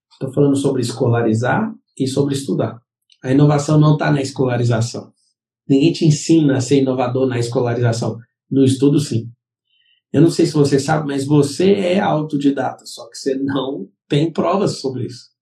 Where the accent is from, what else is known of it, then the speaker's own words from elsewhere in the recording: Brazil; Nós somos brasileiros